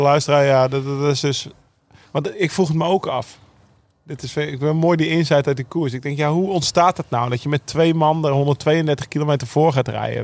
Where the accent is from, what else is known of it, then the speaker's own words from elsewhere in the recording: Netherlands; daar keken we ook naar als Nederlanders